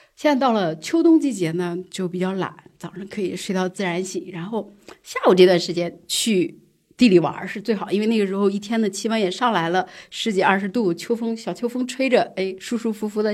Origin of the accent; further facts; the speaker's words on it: Jiangsu, China; now in Beijing, China; 我江苏人